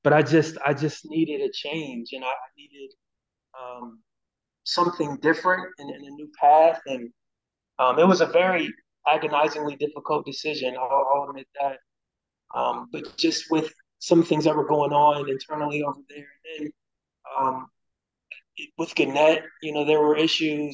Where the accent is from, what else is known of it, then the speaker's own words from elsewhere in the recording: Cincinnati, Ohio, United States; moved away as an adult; come back home. Obviously to my hometown and cover my alma mater